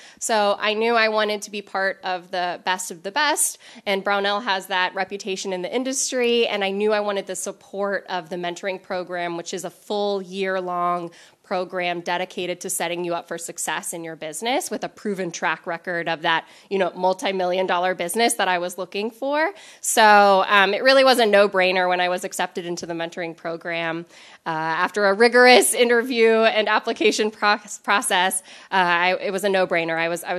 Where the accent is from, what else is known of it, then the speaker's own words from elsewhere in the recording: Los Angeles, California, United States; born there; also born or lived in South Africa / Spain; So I was born in Los Angeles, and I've lived all over the world, including South Africa, Spain, and all over the continental U.S.